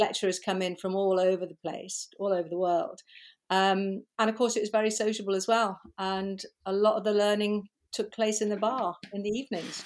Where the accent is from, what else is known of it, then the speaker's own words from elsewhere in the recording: Liverpool, North West England, United Kingdom; moved away; I was born in Liverpool, uh, many years ago, and, um, went to school there, worked there